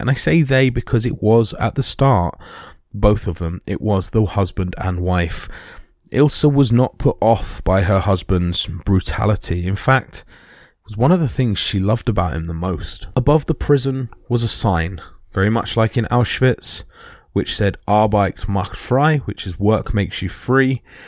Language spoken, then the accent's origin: English; United Kingdom; we as British